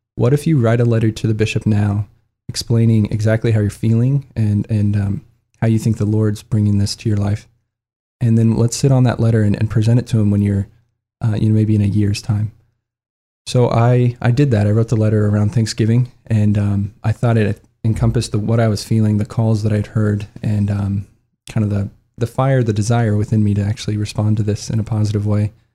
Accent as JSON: {"language": "English", "town": "Lincoln", "region": "Nebraska", "country": "United States", "tie": "born or raised there", "said": "I'm originally from Lincoln, Nebraska. I'm the fourth of five kids, but mom and dad uh, they yeah they raised us all Catholic. We're actually two blocks away from our church and our school. Um, so yeah, I, I grew up going to Catholic schools"}